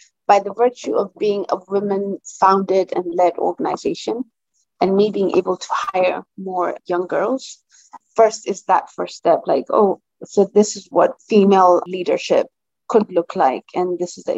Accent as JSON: {"language": "English", "town": "Lamu", "region": "Lamu County", "country": "Kenya", "said": "I come from Lamu"}